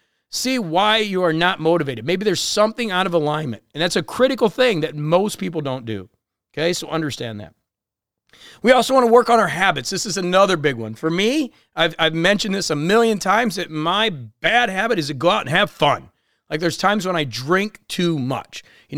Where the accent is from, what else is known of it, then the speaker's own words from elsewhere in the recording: Chicago, Illinois, United States; also born or lived in Florida / Colombia; I grew up in Chicago in this area and obviously spent a lot of time in Florida and Columbia.